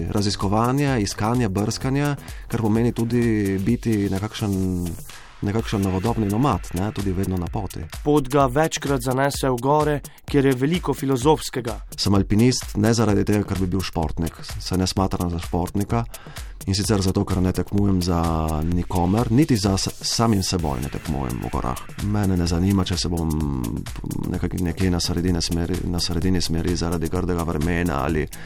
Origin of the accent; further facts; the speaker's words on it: Slovenia; Slovenci smo kulturen narod. Na papiru smo Slovenci zelo kulturni.